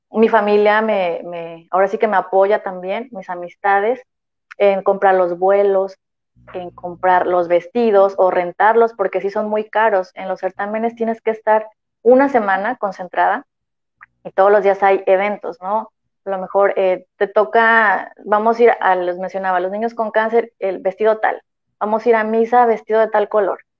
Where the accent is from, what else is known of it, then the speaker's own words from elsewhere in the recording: Tampico, Tamaulipas, Mexico; yo este, voy a Guatemala, represento México, pero vengo de Tampico.